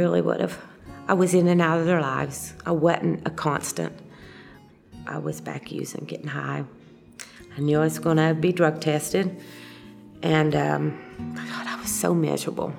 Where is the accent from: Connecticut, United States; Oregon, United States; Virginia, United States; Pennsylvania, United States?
Virginia, United States; Southwest; also born or lived in Kentucky; I was born in Kentucky, and when I was three, we moved to Southwest Virginia.